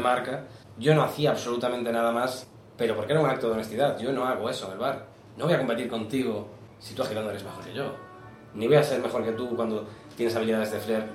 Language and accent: Spanish; Galicia, Spain; Yo soy gallego